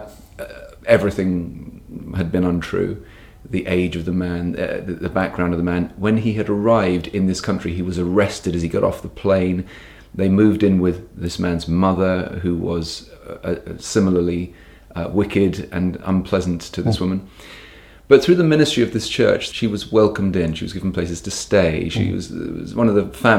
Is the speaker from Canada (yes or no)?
no; United Kingdom; a British person